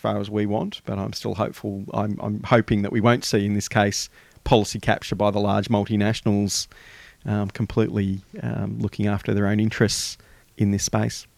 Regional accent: Australia; us as the Australian community

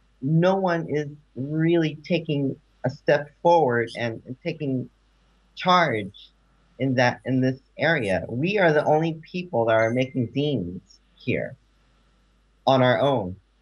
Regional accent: Philadelphia, Pennsylvania, United States; now in Hanoi, Vietnam; I grew up as a punk kid, a gay punk kid who made zine in Philadelphia.

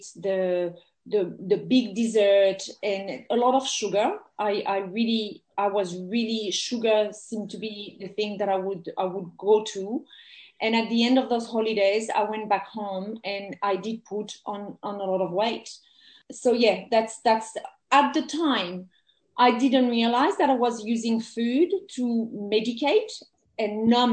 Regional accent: France; English is a second language; moved away as an adult; also born or lived in England; now in Australia; I grew up in France, and I have very good memories of my childhood

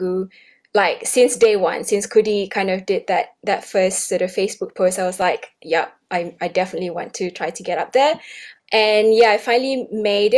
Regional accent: Malaysia; now in Sydney, Australia; I grew up in Malaysia and came to Australia in 2007

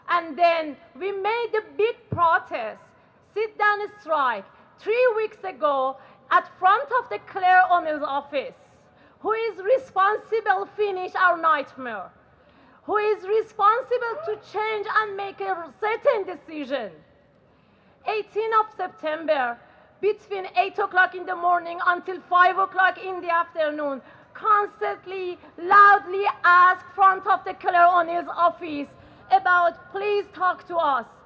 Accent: Iran; English is a second language; moved away as an adult; now in Australia; I, have been here since 2013. I come from Iran.

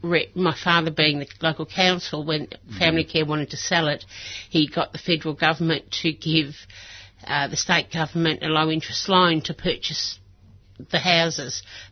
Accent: Melbourne, Victoria, Australia; Yes, I grew up in Middle Park.

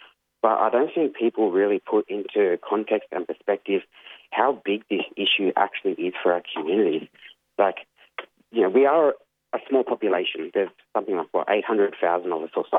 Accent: Yuin Nation, south coast of New South Wales, Australia; I'm from the Wanniwandian clan of the Yuin Nation, which is up on the south coast of New South Wales, from the Nowra area south to the Victoria border.

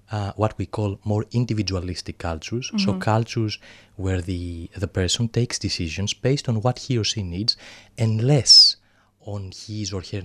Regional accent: Greece; accent: thick Greek; English is a second language; now in Australia; my thick Greek accent.

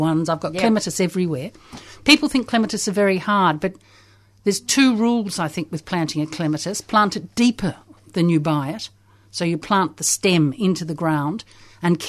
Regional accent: Australia; moved away as an adult; also born or lived in London, United Kingdom

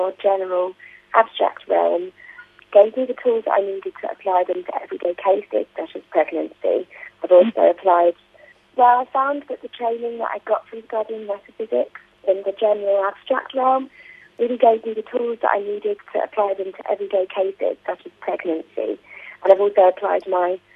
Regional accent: United Kingdom; I'm from the UK, if you can't already tell from my accent.

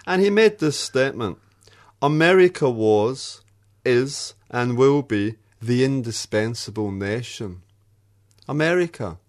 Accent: Australia; as an Australian

